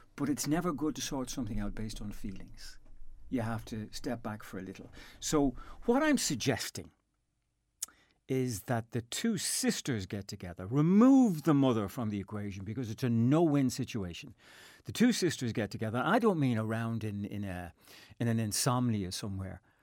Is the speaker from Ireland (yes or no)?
yes; Dublin, Leinster, Ireland; moved away as an adult; now in Castlepollard, Ireland; I am from Dublin